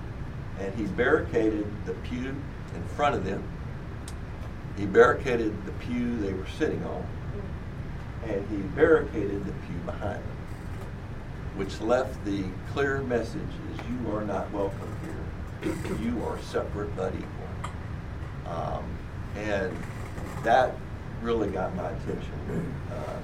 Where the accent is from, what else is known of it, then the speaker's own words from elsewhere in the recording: Jackson, Mississippi, United States; I grew up in the Deep South, in Jackson, Mississippi, in the late 50s and through the 60s